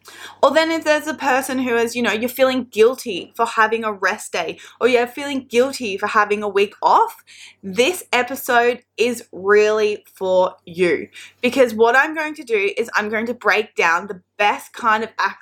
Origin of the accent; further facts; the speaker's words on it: New South Wales, Australia; at home in my hometown, the south coast of New South Wales.